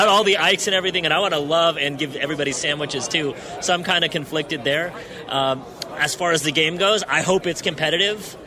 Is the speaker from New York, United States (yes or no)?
no; San Francisco, California, United States; I grew up in the Bay Area, I grew up in San Francisco